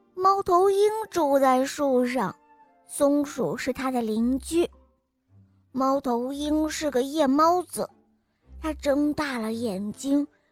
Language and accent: Chinese; Shanghai, China; 我今年七岁了，我来自上海